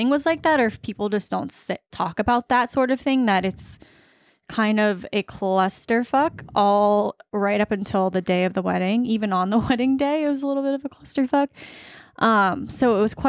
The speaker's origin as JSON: {"language": "English", "town": "Virginia Beach", "region": "Virginia", "country": "United States", "said": "I'm from Virginia Beach"}